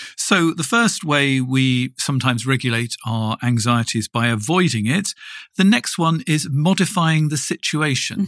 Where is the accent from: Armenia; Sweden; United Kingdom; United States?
United Kingdom; England; moved away as an adult; now in Germany; I moved from England, where I'd lived all my life